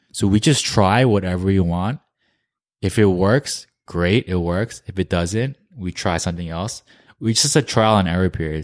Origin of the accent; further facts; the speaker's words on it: New Jersey, United States; moved away as an adult; also born or lived in New York / Korea; we're from New Jersey